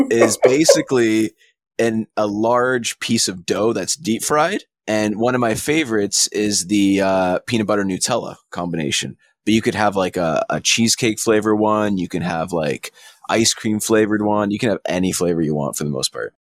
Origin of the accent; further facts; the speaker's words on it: Canada; I'm Canadian